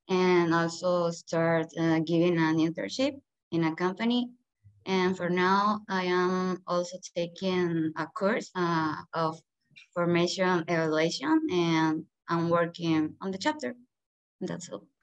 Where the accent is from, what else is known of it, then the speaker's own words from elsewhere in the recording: Mexico; I'm from Mexico